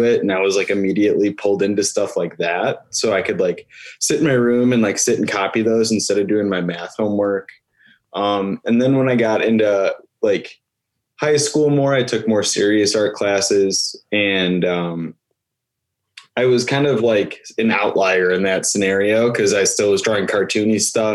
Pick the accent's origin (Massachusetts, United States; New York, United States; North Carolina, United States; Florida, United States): New York, United States; Buffalo; moved away as an adult; now in Cleveland, United States; I am from Buffalo, New York, and I am currently living in Cleveland, Ohio